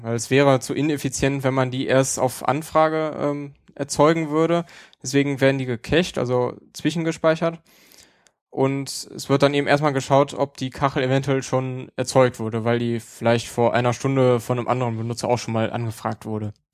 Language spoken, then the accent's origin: German; Neuss, North Rhine-Westphalia, Germany; meinen Heimatort Neues